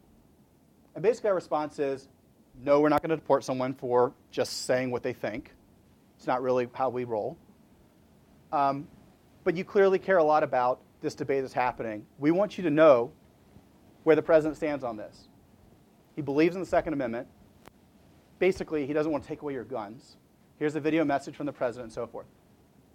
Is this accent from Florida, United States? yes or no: no; Huntsville, Alabama, United States; I'm from Huntsville, Alabama